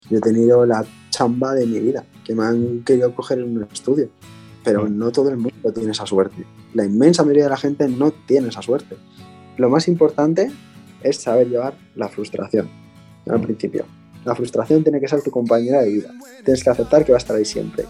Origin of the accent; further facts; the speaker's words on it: Bilbao, Basque Country, Spain; soy un chico de Bilbao, de 28 años